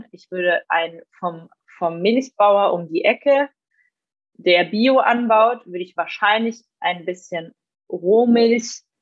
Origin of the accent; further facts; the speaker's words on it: Switzerland; meine Eltern zum Beispiel, die gehen immer ähm, in der Schweiz eben, wo ich herkomme, auf einen Biobauernhof